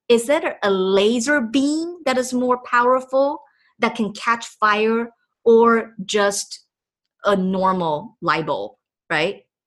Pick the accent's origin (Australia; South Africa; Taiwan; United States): Taiwan; Taipei; first language Chinese; English is a second language; moved away; I was born and raised in Taipei, Taiwan